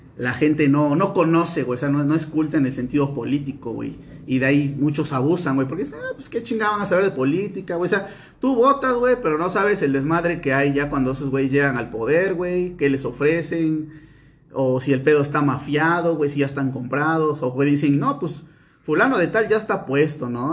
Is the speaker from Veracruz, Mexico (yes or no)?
yes; Veracruz, Mexico; nosotros somos veracruzanos